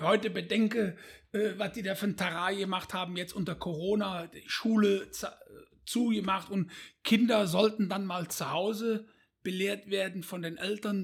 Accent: Bonn, North Rhine-Westphalia, Germany; aufgewachsen in Bonn

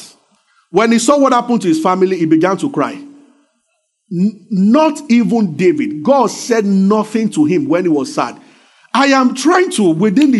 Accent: Abeokuta, Ogun State, Nigeria; I grew up in Abeokuta because it's a rocky city.

